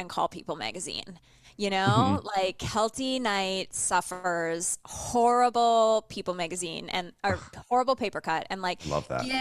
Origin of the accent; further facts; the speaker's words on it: Canada; I'm just Canadian